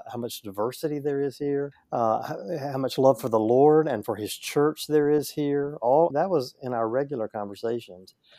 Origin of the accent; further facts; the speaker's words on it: Northeast Louisiana, United States; I grew up in Northeast Louisiana, a little farming community